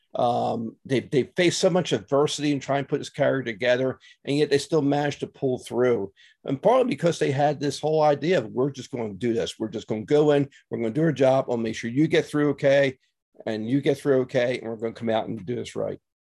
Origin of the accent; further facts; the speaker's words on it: Philadelphia, Pennsylvania, United States; moved away as an adult; also born or lived in Newport News; I grew up in Philly